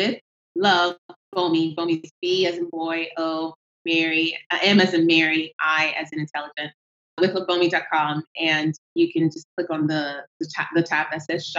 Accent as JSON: {"language": "English", "country": "Nigeria", "moved": "yes", "said": "I have an accent, which comes from, I am Nigerian"}